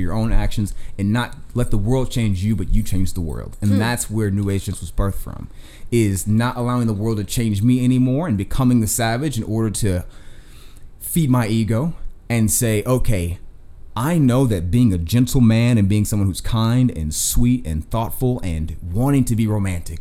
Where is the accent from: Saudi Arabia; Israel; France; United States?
United States; the South; I'm from the South. My family's from the South, Florida, Georgia, Texas